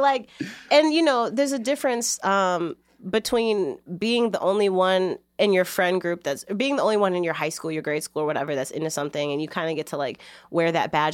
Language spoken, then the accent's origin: English; Chicago, Illinois, United States; moved away as an adult; now in Boston, United States; I grew up in Logan Square